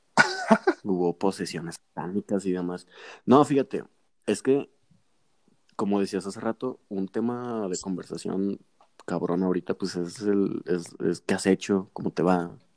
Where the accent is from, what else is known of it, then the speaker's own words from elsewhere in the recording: Mexico; nosotros como buenos mexicanos